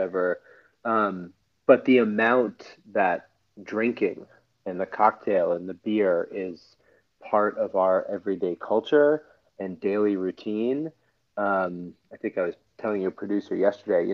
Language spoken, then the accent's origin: English; Scarsdale, New York, United States; So I am originally from New York. I'm from Scarsdale, New York